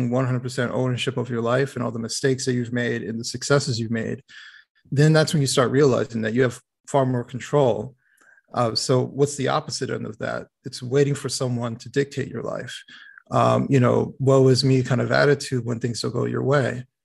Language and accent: English; Detroit, Michigan, United States; born there; So um, I was born in Detroit. Um, kind of moved all over the place throughout the country.